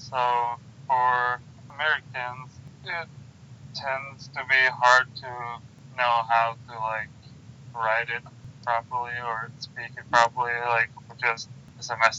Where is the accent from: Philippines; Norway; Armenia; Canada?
Norway; Fredrikstad, Viken; I'm Norwegian from Fredrikstad, which is southeast of Norway, 1.5 hours away from Oslo.